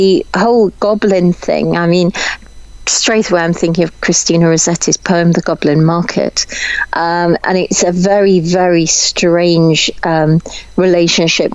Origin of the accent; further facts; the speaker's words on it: Warwickshire, West Midlands, United Kingdom; I'm from Warwickshire.